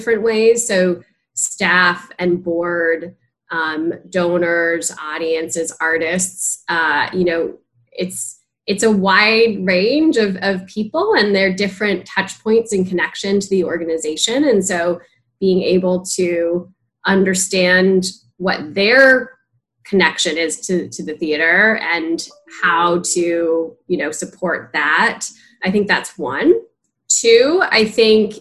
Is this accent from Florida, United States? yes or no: no; Palo Alto, California, United States; moved away; I am from Palo Alto, California